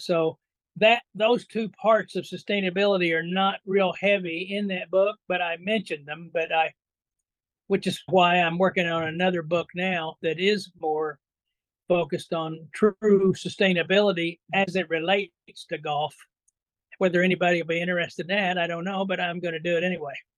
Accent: Indiana, United States; also born or lived in upstate New York; now in New York, United States; I was born and raised in Indiana

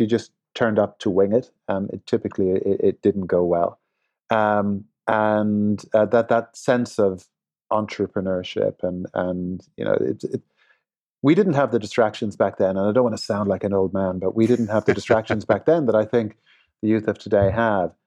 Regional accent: Limerick, Munster, Ireland; also born or lived in Dublin; now in Los Angeles, United States; I grew up in Ireland. Uh, I was born in Dublin, uh, and then we moved to, uh, Limerick, which is a little further south, uh, in Ireland

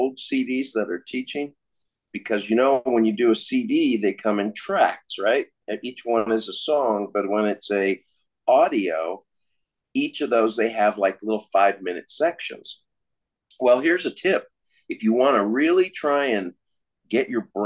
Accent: Colorado, United States; also born or lived in California; I was raised from the time I was about 4 and a half, when I moved from California to Colorado.

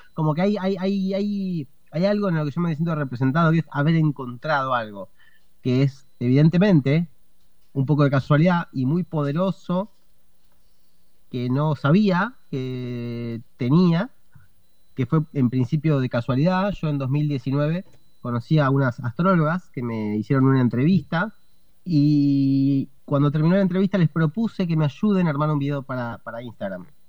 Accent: Argentina; soy comediante, estandapero, eh, argentino

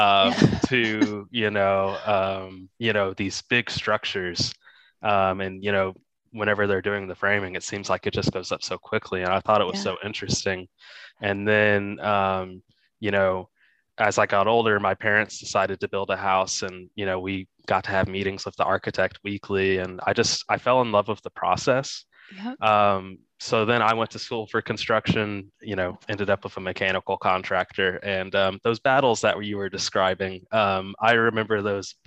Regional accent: Texas, United States; growing up, my dad was a football coach and I grew up in Texas

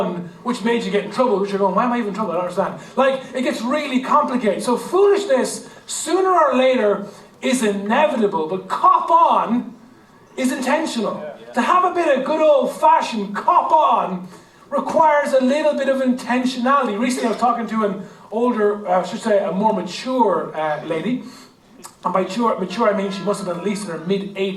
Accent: Ireland; our Irish heritage and our Irish culture

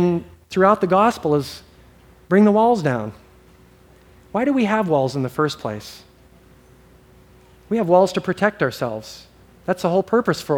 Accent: Hawaii, United States; I grew up in Hawaii

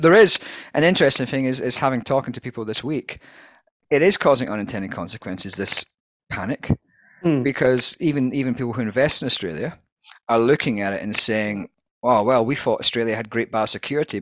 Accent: Scotland, United Kingdom

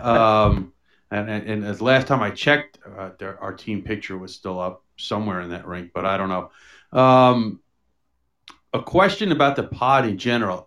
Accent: New York City, New York, United States; I grew up in New York City

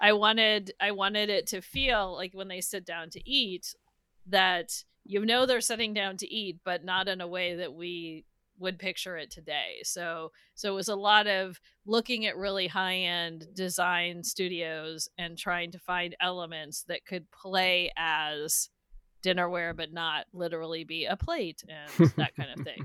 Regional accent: Northern California, United States; I'm from Northern California.

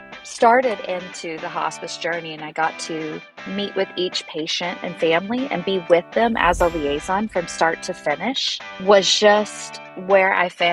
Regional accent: Harmony, North Carolina, United States; moved away as an adult; now in San Diego, United States; I come from North Carolina, a little tiny town called Harmony. I've been out in San Diego for about 10 years now

